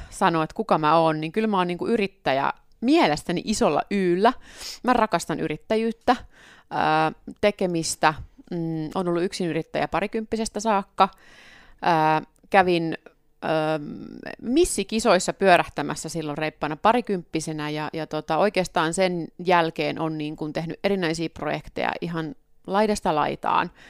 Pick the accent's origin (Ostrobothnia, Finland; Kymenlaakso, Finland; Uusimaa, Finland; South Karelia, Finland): Ostrobothnia, Finland; Pohjanmaat, missä mä oon kotoisin, siellä on myöskin paljon navettakirppiksiä ollut.